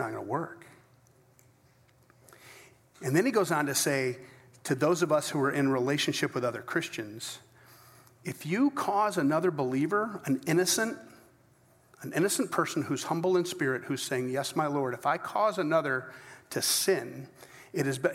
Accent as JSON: {"language": "English", "country": "United States", "said": "I'm as American as they come"}